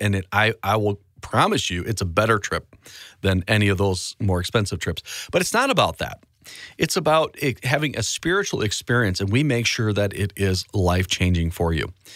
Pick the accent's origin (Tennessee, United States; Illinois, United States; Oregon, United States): Illinois, United States; Chicago; those of you that live in my hometown, We broadcast on three Chicago stations